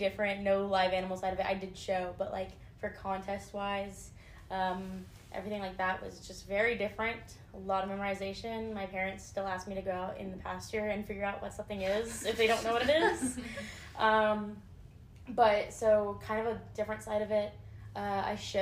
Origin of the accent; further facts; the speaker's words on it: Cut and Shoot, Texas, United States; I am from Cut and Shoot, Texas